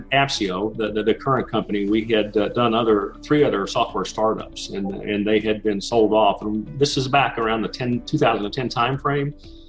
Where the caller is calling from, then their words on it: Dallas, Texas, United States; I'm in the Dallas, Texas area.